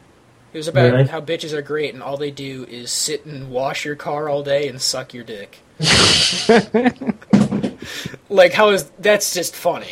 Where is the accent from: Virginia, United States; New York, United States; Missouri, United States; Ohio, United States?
Missouri, United States; St. Louis; accent: Midwest; now in Arizona, United States; because I grew up in St. Louis